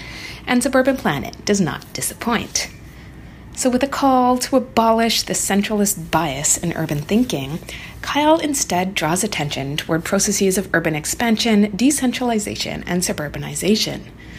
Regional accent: Toronto, Ontario, Canada; I grew up in the Toronto inner suburb of Scarborough

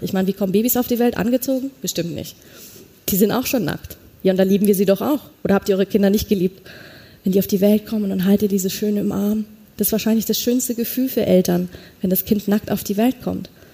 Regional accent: a small village near Munich, Bavaria, Germany; als ich aufgewachsen bin, hinter München, kleines Dorf, bei uns in Bayern

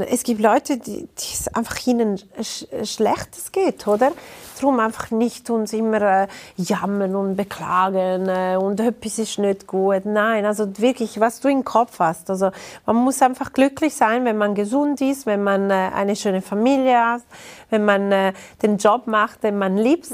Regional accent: Ticino, Switzerland; German is a second language; Ich bin ein Tessiner Mensch

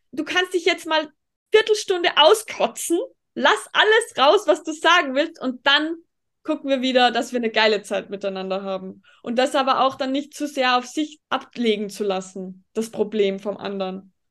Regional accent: Tyrol, Austria; wie es bei uns in Österreich, wenn man jetzt auf die Ernährung zum Beispiel geht. Ich fühle mich in Tirol zum Beispiel als eine von den einzigen, die sich pflanzlich vollwertig ernährt

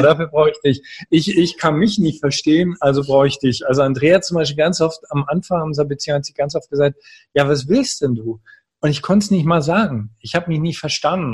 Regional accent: Görlitz, Saxony, Germany; moved away as an adult; in einer sehr kleinen Stadt groß geworden, Görlitz

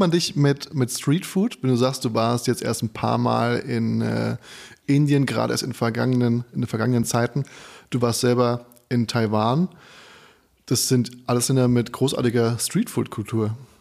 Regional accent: Frankfurt am Main, Hesse, Germany; moved away; ich bin ja aus Frankfurt

